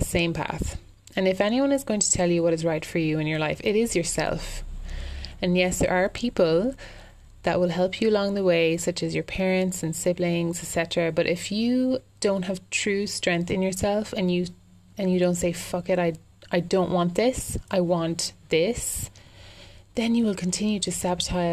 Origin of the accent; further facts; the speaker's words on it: Ireland; also born or lived in London; I'm an Irish girl